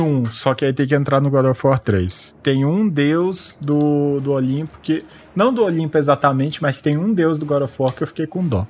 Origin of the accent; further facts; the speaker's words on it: Brazil; eu sou brasileiro